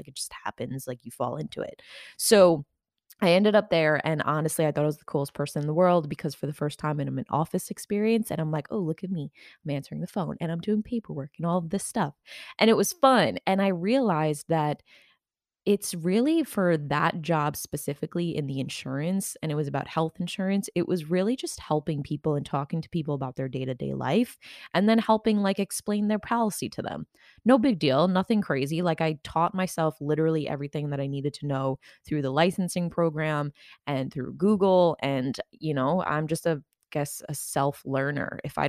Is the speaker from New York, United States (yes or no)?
yes; New York, United States; You know, I grew up out on Long Island in New York.